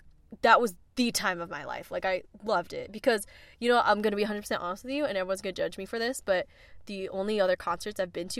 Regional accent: Vancouver, British Columbia, Canada; now in California, United States; I was born and raised in Vancouver, Canada

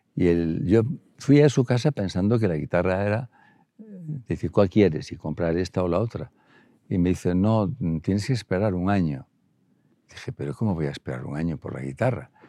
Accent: El Bierzo, Castile and León, Spain; moved away; en el Bierzo es que somos medio gallegos, medio bercianos, medio leoneses, medio, medio asturianos

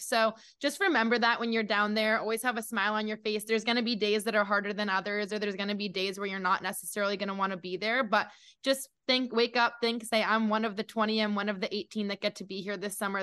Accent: New Hampshire, United States; also born or lived in Connecticut; I've grown up in New England my whole life. I grew up in New Hampshire, born in Connecticut.

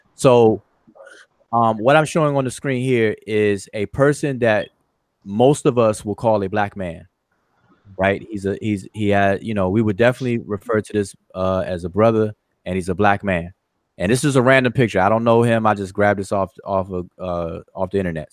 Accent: Washington, District of Columbia, United States; that's kind of near my stomping ground, the DMV, all all all way all day, Washington D.C.

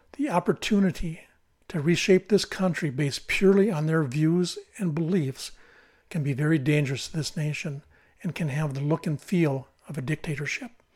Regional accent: United States; As an American citizen

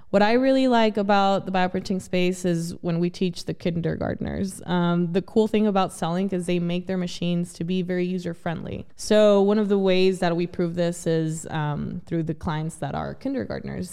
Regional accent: El Paso, Texas, United States; also born or lived in Ciudad Juarez, Mexico; I originally grew up in Ciudad Juarez, Mexico, and the border city of El Paso, Texas as well

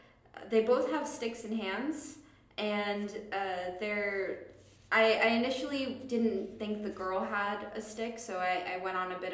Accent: Connecticut, United States; I grew up in Connecticut

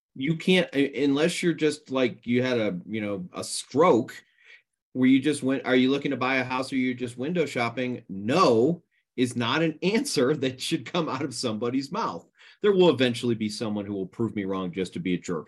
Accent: East Coast, United States; moved away; I grew up on the East Coast

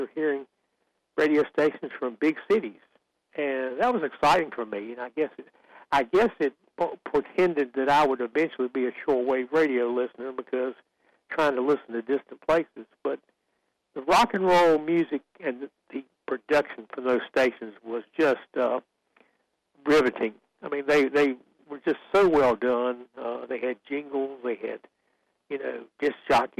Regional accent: Sanford, North Carolina, United States; I grew up in Sanford

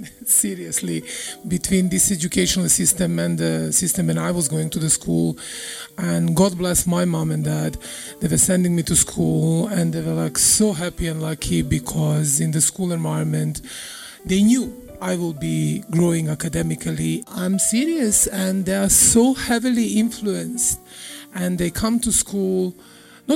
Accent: Serbia; English is a second language; moved away; I'm coming from Serbia

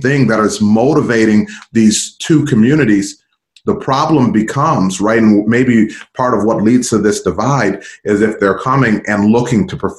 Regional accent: United States; we as Americans

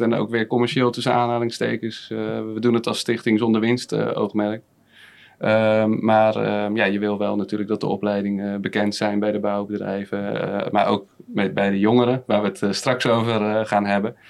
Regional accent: Rotterdam, South Holland, Netherlands; moved away as an adult; now in Haastrecht, Netherlands; Ik kom oorspronkelijk uit Rotterdam

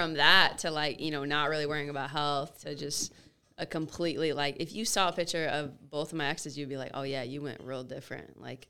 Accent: outside of Chicago, Illinois, United States; now in Atlanta, United States; I grew up outside of Chicago.

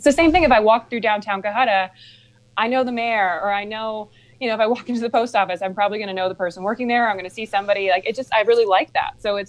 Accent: Cohutta, Georgia, United States; Right. Yeah, I grew up in Cahutta. My parents built their house right before I was born.

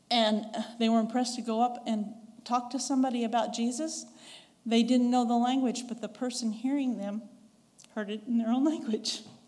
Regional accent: the West, United States; accent: Western; now in Ringgold, Georgia, United States; I'm a Westerner, so my accent is very much from the West.

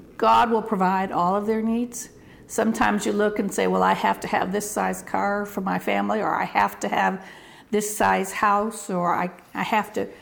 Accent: Detroit, Michigan, United States; also born or lived in Clinton, Mississippi / Honduras; now in Chile; I grew up in Michigan

